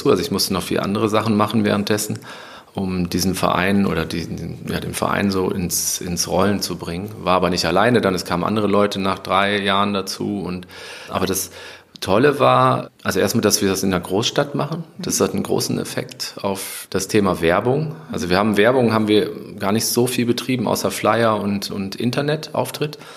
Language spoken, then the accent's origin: German; Mettmann, North Rhine-Westphalia, Germany; Ich komme aus dem Neandertal, ah aus Mettmann.